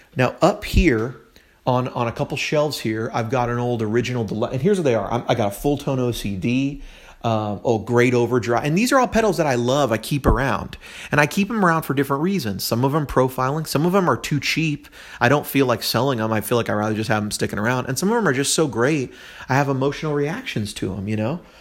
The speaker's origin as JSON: {"language": "English", "region": "California", "country": "United States", "moved": "yes", "lives_now": "Tennessee, United States", "said": "I'm from California originally"}